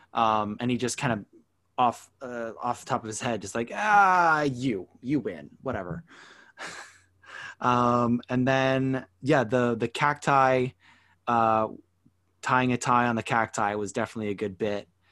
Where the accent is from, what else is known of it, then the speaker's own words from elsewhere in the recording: Canada; now in Toronto, Canada; being a Canadian